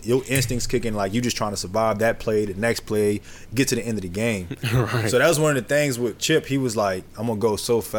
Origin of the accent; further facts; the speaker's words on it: New Orleans, Louisiana, United States; moved away as an adult; also born or lived in Oregon; growing up in New Orleans